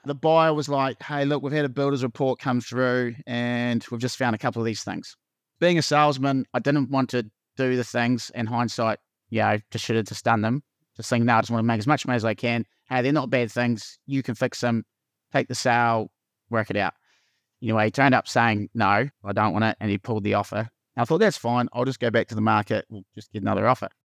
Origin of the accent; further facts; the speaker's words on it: Invercargill, Southland, New Zealand; moved away as an adult; also born or lived in Christchurch; now in Wanaka, New Zealand; I'm born and bred in Vicargill